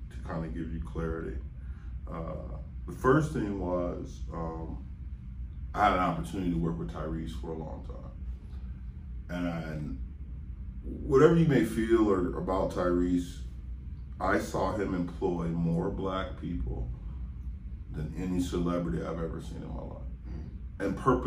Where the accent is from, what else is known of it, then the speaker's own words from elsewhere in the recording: Cleveland, Ohio, United States; moved away as an adult; also born or lived in California; I'm from Cleveland. I'm from the East Side. You know what I mean? I'm from Kinsman.